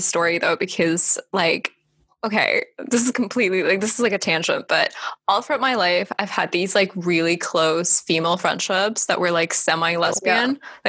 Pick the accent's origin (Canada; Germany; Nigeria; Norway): Germany; born or raised there; also born or lived in Estonia; now in London, United Kingdom